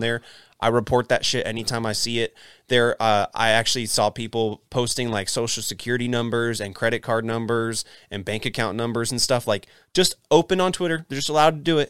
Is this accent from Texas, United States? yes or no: yes; Texas, United States; Texas, eh, we have what's called Texas friendly